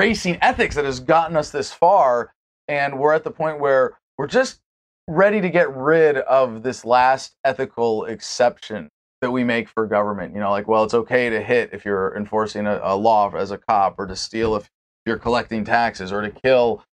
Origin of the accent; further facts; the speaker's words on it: San Francisco, California, United States; also born or lived in Montreal; I was born in San Francisco, California